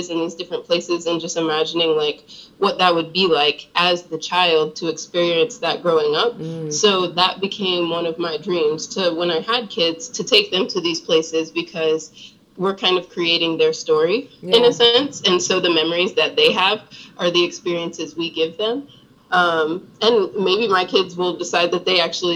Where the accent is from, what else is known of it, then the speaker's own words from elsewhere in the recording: Augusta, Georgia, United States; moved away; also born or lived in Ohio / Charlotte, North Carolina; I was born in Ohio, but I grew up in Augusta, Georgia, and then my family moved to Charlotte